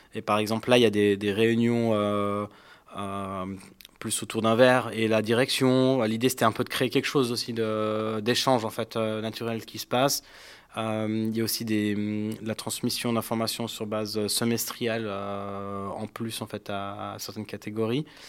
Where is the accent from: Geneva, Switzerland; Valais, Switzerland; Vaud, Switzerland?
Geneva, Switzerland; Je suis euh, genevois